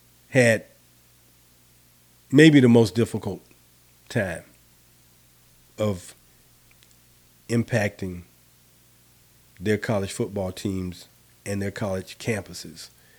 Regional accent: Florida, United States; because I grew up in Florida

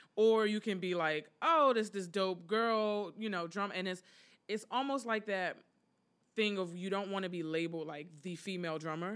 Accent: Prince George's County, Maryland, United States; moved away as an adult; now in Philadelphia, United States; I'm originally from Prince George's County, Maryland, the gorgeous Prince George's.

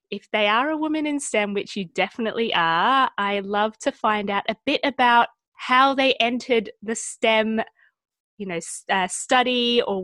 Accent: Australia; I grew up in Australia

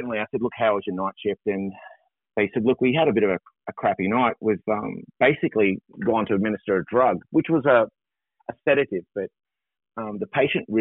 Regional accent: Tasmania, Australia; moved away as an adult; also born or lived in Queensland; I grew up in Tassie and like most Tasmanians, went away, got my skills and come back

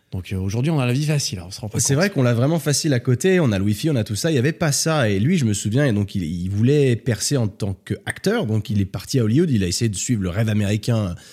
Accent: Switzerland; moi je viens de Suisse, culture suisse

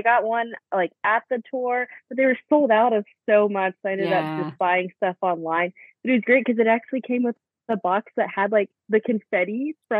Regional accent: Houston, Texas, United States; So like you said, I'm from Houston, Texas, born and raised, if you could not tell from my accent.

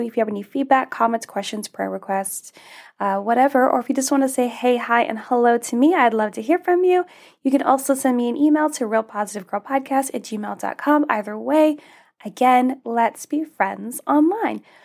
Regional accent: Alaska, United States; I grew up in Alaska

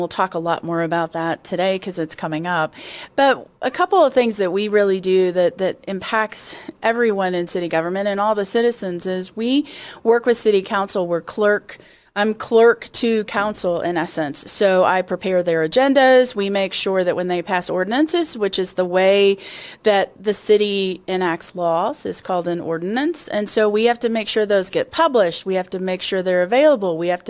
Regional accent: Kentucky, United States; now in Colorado, United States; I came from Kentucky, where it was hot and humid in the summers, and it's hot here

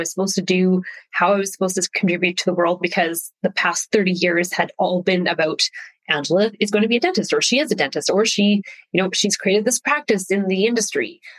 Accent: Saskatchewan, Canada; Uh, I'm Canadian. My dad was an RCMP, so a Mountie. So that means we I grew up all over Canada because his generation of police officer was transferred a lot, settling in Saskatchewan

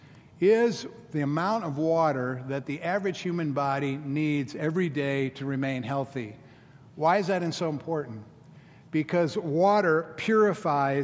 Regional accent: Florida, United States; now in Memphis, United States; I'm from Florida. There's 7-Elevens on every corner. And so I grew up, with the convenience store 7-Eleven

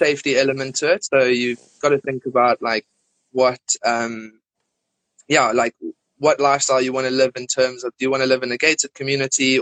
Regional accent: Johannesburg, Gauteng, South Africa; moved away as an adult; now in United Kingdom; grew up in Johannesburg, went to school there and high school

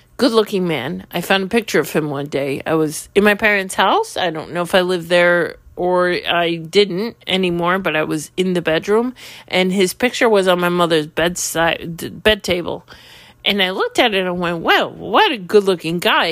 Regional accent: New York City, New York, United States; When I was ten years old, living in Queens

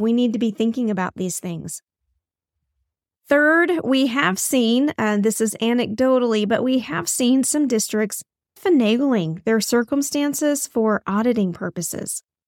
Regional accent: Texas, United States; here in my home state of Texas

